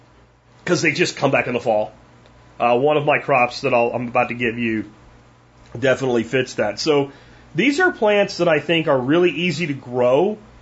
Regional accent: Pennsylvania, United States; now in Texas, United States; when I grew up in Pennsylvania, it was like you literally had to lock your car in the summertime

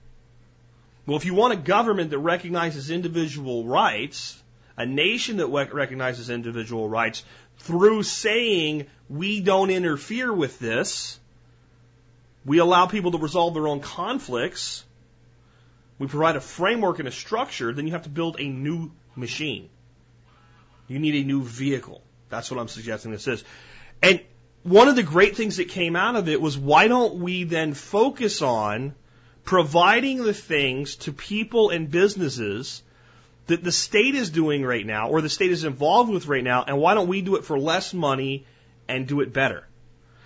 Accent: United States; as an American

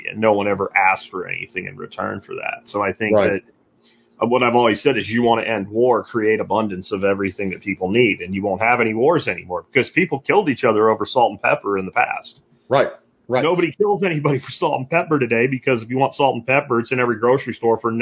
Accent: Pennsylvania, United States; growing up in Pennsylvania

